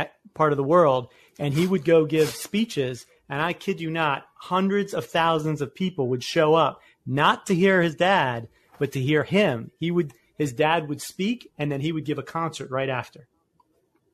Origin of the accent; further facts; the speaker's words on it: Annapolis, Maryland, United States; I'm from Annapolis, Maryland